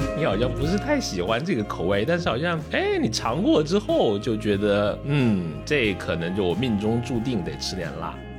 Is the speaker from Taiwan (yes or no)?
no; Liuzhou, Guangxi, China; moved away; 我是这个柳州来的